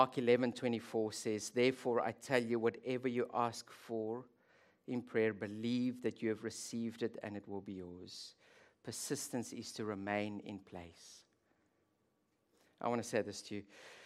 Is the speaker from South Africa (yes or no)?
yes; South Africa; now in Netherlands; but I'll tell you what we call it where I grew up in South Africa.